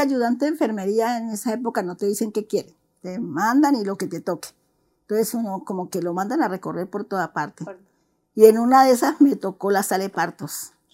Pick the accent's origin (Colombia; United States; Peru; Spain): Colombia; Juanchito, Valle del Cauca; soy colombiana, eh, nací en, no en Cali, nací en Juanchito.